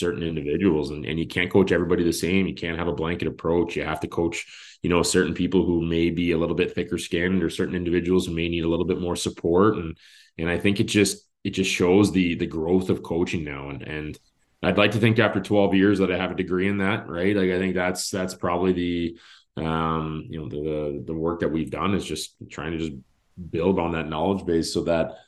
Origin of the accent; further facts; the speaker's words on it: Carp, Ontario, Canada; also born or lived in Sarnia; now in Carleton Place, Canada; I grew up just outside of Carp